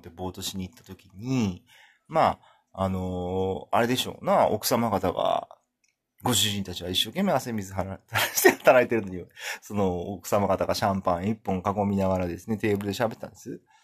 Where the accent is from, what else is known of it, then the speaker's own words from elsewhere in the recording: Kumamoto, Japan; first language Japanese; moved away as an adult; also born or lived in Kansai / United Kingdom / Tokyo; 僕はですね、生まれも育ちもですね、あの、基本的には19年間熊本市